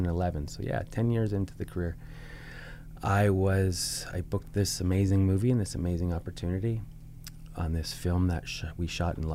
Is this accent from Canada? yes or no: yes; Saskatoon, Saskatchewan, Canada; moved away; also born or lived in Vancouver; I'm just from Saskatoon